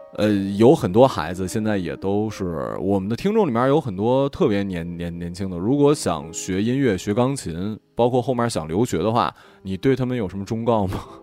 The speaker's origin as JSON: {"language": "Chinese", "region": "Northeast China", "country": "China", "tie": "born or raised there", "said": "我老家对面的朝，朝鲜"}